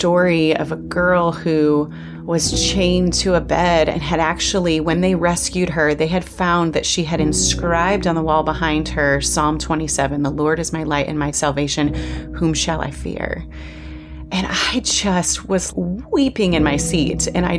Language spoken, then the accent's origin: English; Iowa, United States; I actually was born and raised in small town Iowa. Not even small town Iowa, on a farm outside of a small town in Iowa, where it took me 20 minutes to drive to the nearest grocery store.